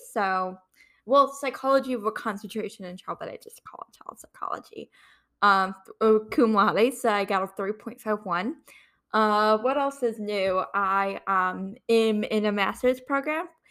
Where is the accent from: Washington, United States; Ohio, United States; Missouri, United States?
Ohio, United States; moved away as an adult; also born or lived in Kent, Ohio; now in Fairfax, United States; I'm originally from Ohio